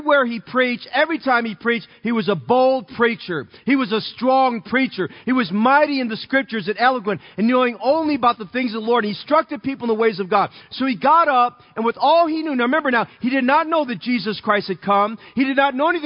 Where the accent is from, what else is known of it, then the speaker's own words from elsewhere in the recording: Oakland, California, United States; where I grew up in Oakland